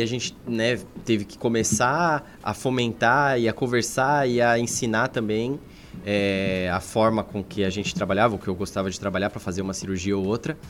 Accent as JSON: {"language": "Portuguese", "town": "São Bernardo do Campo", "region": "São Paulo", "country": "Brazil", "tie": "born or raised there", "also_born_or_lived": "Governador Valadares", "moved": "as an adult", "said": "Eu, eu sou de São Paulo"}